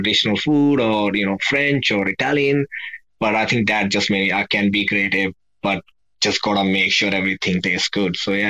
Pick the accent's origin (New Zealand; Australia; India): India; Punjab; we are from Punjab, north of India.